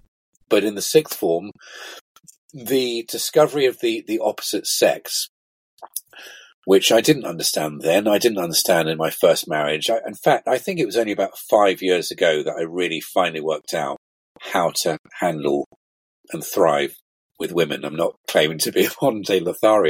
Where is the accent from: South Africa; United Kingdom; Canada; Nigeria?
United Kingdom; Vale of Evesham, West Midlands; also born or lived in Worcester; Growing up in the Vale of Evesham